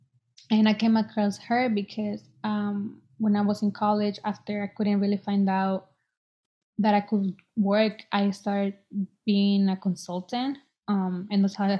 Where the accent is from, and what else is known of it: Boston, Massachusetts, United States